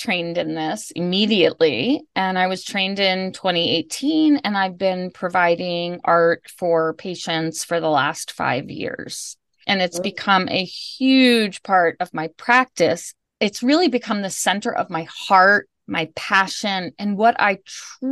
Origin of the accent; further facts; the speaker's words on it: Bethesda, Maryland, United States; also born or lived in Washington, D.C.; I was born and raised in Bethesda and went to high school in D.C.